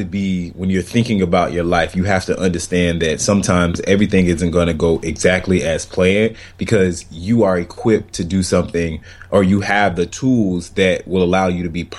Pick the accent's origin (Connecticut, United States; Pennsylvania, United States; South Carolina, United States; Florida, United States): Florida, United States; moved away as an adult; It's my first time living away from Florida, like my home state. So I was born and raised and went to college there and everything